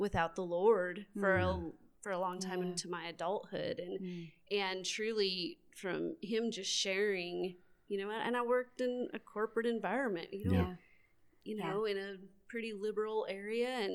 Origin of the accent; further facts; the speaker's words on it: Denver, Colorado, United States; now in Amarillo, United States; I'm from Denver, Colorado